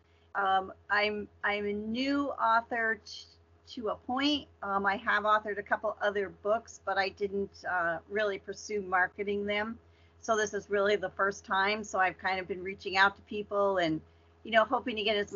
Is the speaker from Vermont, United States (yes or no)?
yes; Vermont, United States; moved away as an adult; now in Massachusetts, United States; I grew up in Vermont, which is a really teeny New England state.